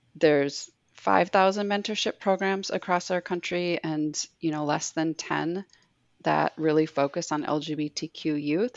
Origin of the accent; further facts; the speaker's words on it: Minneapolis, Minnesota, United States; also born or lived in Bismarck, North Dakota; we moved from Bismarck, North Dakota, where it wasn't very easy or safe to be out, um, nor were there just job opportunities and a lot of other factors. But we moved to Minneapolis, um, and so during the 90s, I grew up with this like crew of of lesbians